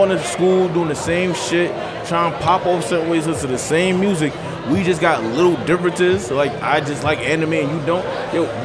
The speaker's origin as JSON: {"language": "English", "town": "New York City", "region": "New York", "country": "United States", "said": "I'm from Queens"}